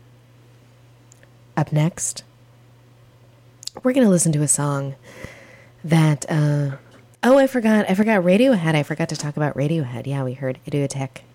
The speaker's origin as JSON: {"language": "English", "town": "Athens", "region": "Ohio", "country": "United States", "tie": "born or raised there", "said": "Ohio University, my hometown"}